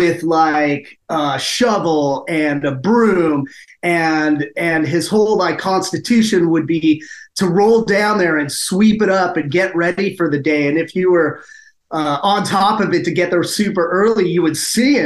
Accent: San Mateo, California, United States; moved away as an adult; now in San Jose, United States; I was born and raised in San Mateo

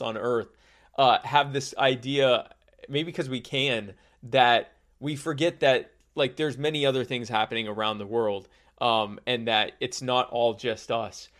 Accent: United States; being American and having been other places

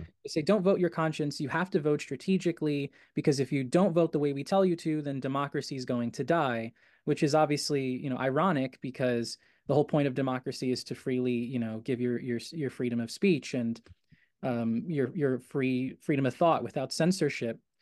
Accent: New York City, New York, United States; my hometown, Astoria

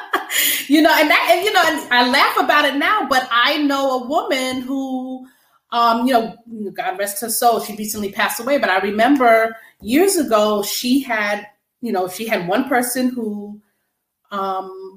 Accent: Long Island, New York, United States; also born or lived in Brooklyn, New York; I was born in Brooklyn, New York. My family moved to Long Island when I was 5.

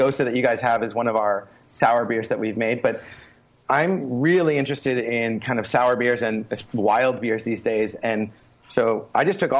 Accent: Victoria, British Columbia, Canada; moved away as an adult; now in South Korea; my hometown of Victoria

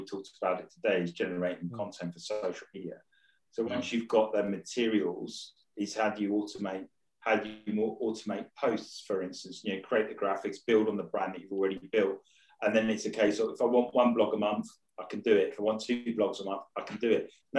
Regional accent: Rayleigh, East of England, United Kingdom; And it's always nice to hear someone from Essex. I was originally from Rayleigh, so...

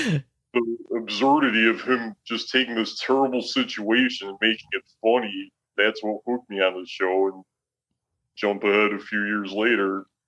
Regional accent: right outside of Chicago, Illinois, United States; moved away as an adult; now in Toledo, United States; I grew up right outside of Chicago, and for the last 16 years, I've been living in Toledo, Ohio, so I think the Midwest, Great Lakes, the Rust Belt

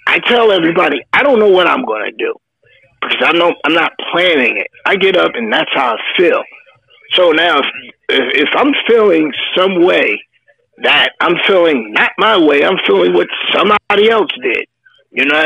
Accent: New Jersey, United States; I grew up and lived in New Jersey all my life

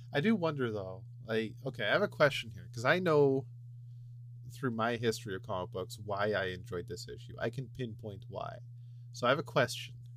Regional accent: Canada; me being the Canadian

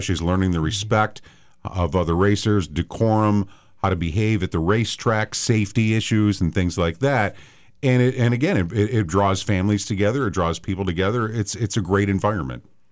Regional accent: outside of Chicago, Illinois, United States; I grew up outside of Chicago

